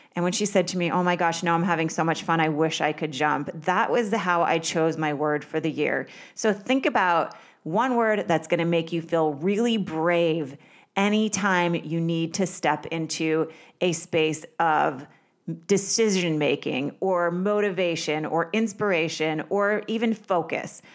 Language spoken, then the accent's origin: English; Vermont, United States; I grew up in Vermont